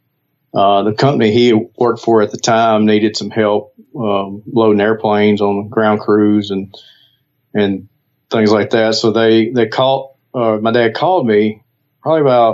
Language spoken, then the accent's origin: English; Bastrop, Louisiana, United States; I grew up in Northeast Louisiana